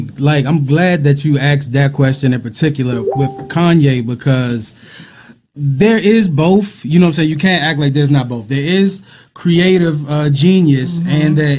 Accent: Clinton, Maryland, United States; Clinton, Maryland.

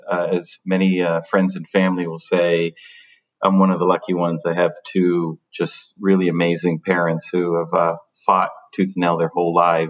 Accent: Dominican Republic; also born or lived in Paterson; I was born in Paterson, New Jersey. Mm-hmm. But I think that the reason that part of the story is so important is because when I was a child, we moved back to the Dominican Republic.

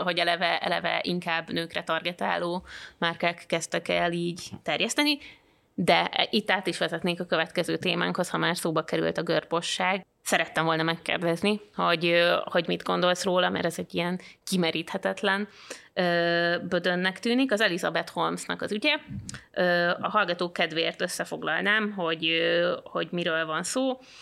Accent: around Sopron, Győr-Moson-Sopron, Hungary; én Sopron környékén nőttem föl

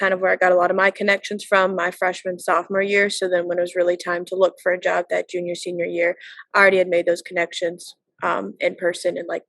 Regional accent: North Carolina, United States; moved away as an adult; I'm from North Carolina, so not in the New England area.

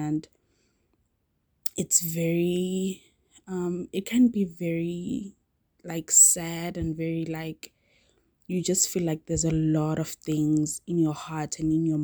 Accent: South Africa; I am South African

